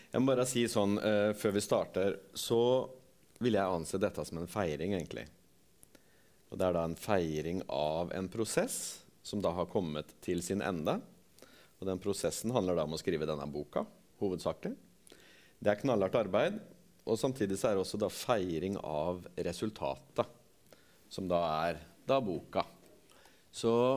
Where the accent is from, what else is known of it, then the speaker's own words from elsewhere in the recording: Torp, Norway; jeg er fra Torp